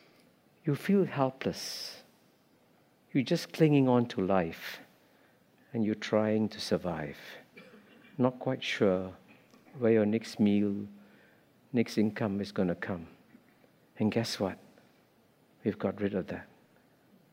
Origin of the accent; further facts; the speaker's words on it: Singapore; When I grew up in Singapore as a child